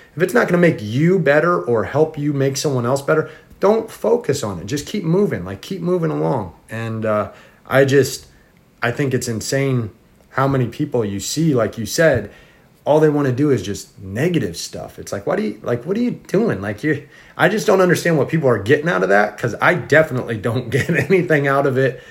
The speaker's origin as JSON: {"language": "English", "region": "Indiana", "country": "United States", "also_born_or_lived": "Florida", "moved": "yes", "said": "I originally I'm from Indiana originally, and then we moved to Florida"}